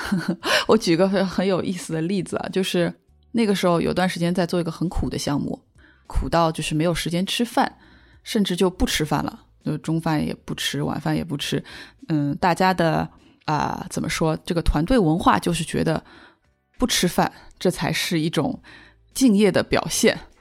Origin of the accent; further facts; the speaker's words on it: China; 而且作为一个中国人